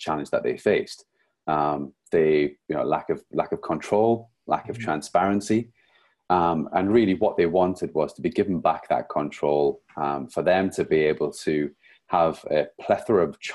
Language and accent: English; Newcastle upon Tyne, North East England, United Kingdom; now in St Albans, United Kingdom; Today I'm actually joining you from St. Albans, but I'm originally from Newcastle